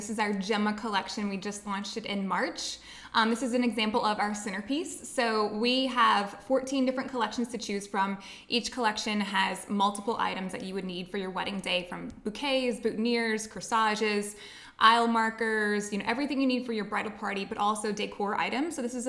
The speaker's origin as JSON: {"language": "English", "town": "Luling", "region": "Louisiana", "country": "United States", "tie": "born or raised there", "moved": "as an adult", "lives_now": "Lafayette, United States", "said": "I'm from Luling, Louisiana. Okay. So it's on the West Bank of New Orleans in St. Charles Parish. That's where I was born and raised."}